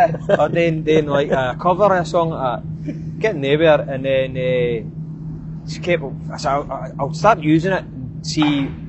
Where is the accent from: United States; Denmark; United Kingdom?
United Kingdom; Scotland; accent: Scottish